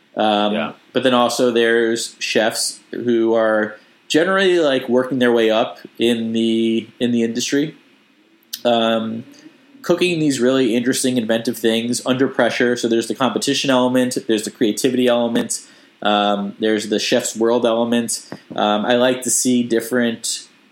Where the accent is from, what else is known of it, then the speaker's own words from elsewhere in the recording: United States; accent: American; my accent I clearly have you know like an American accent